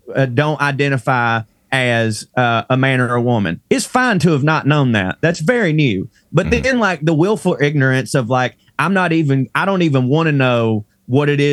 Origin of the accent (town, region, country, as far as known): Chickamauga, Georgia, United States; born or raised there